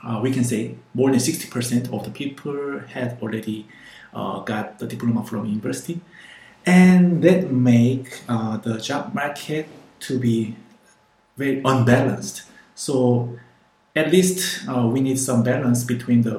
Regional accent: Busan, South Korea; also born or lived in Seoul; I'm from Korea. I was living in Seoul, but my hometown is Busan.

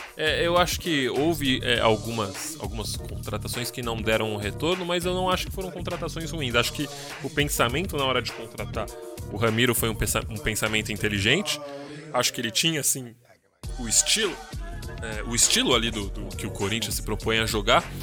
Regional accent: São Paulo, Brazil; É um, um, bairro ali onde eu cresci também

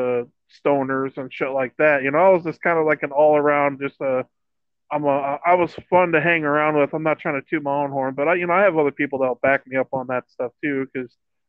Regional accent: Iowa, United States; I'm from Iowa

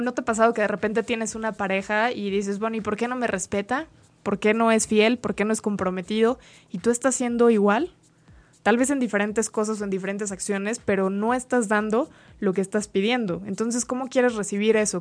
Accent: Mexico; como mexicanos

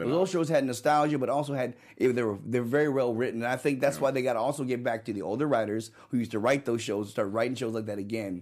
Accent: San Francisco, California, United States; moved away; also born or lived in Los Angeles, California; Because I was from San Francisco, California.

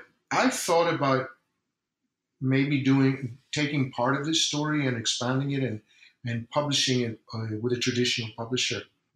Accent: Ireland; I'm from Ireland

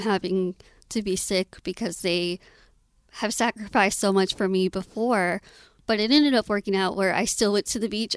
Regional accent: Austin, Texas, United States; I was born and raised in Austin

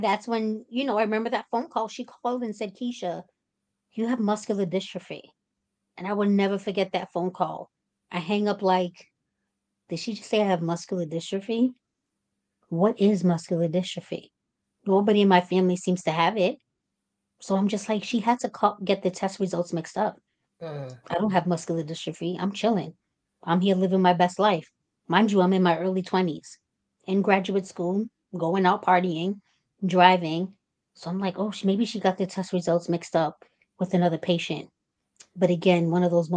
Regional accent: Cambridge, Massachusetts, United States; I'm 36 years old, and I'm from Cambridge, Massachusetts

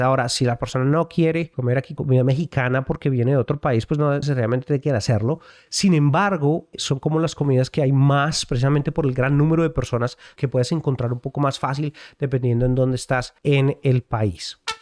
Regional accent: Colombia; now in United States; como colombiano

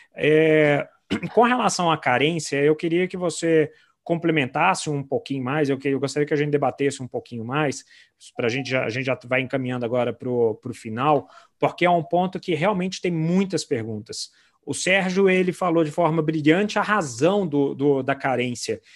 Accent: Brasília, Federal District, Brazil; now in Belo Horizonte, Brazil; eu sou de Brasília, mas moro em BH já tem anos, então sou, sou mineirinho total

